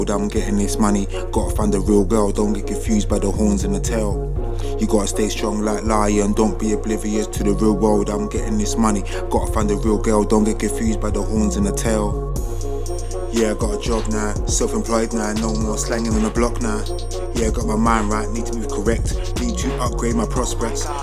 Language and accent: English; Hackney, London, United Kingdom; I'm from Hackney, lived in Homerton, born in Mother's Hospital 1984. I'm an 80s baby